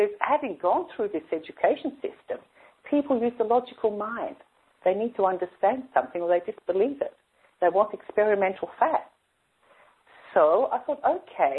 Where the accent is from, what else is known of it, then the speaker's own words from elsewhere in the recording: Sydney, New South Wales, Australia; I grew up in Sydney